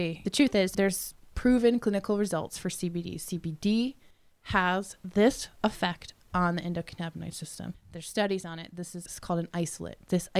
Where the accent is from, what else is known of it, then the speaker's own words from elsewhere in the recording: Colorado, United States; I'm from Colorado.